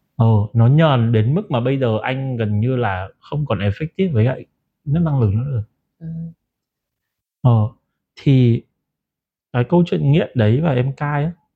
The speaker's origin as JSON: {"language": "Vietnamese", "town": "Ha Long", "region": "Quang Ninh", "country": "Vietnam", "tie": "born or raised there", "moved": "yes", "said": "về lại quê mình đó là Hạ Long"}